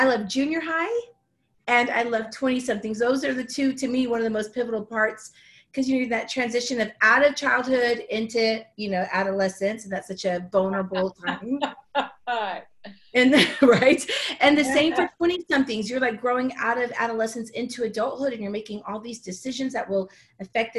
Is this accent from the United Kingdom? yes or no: no; Houston, Texas, United States; moved away as an adult; now in Dallas, United States; in my hometown where I'm from, which is Houston